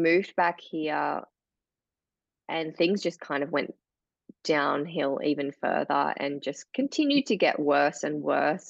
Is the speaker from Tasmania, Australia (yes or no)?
yes; Tasmania, Australia; also born or lived in Melbourne; grew up here in Tasmania and on mm. seven acres in beautiful bushland